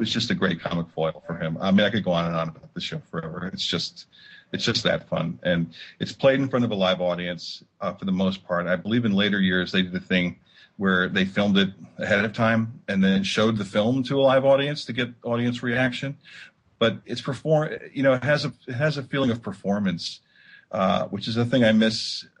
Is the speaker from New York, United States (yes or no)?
yes; New York area, United States; I grew up in the New York area